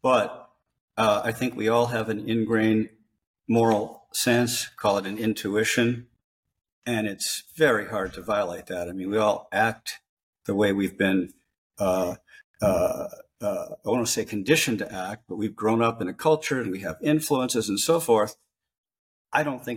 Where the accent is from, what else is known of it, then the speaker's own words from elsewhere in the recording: Los Angeles, California, United States; I come from LA. I come from California.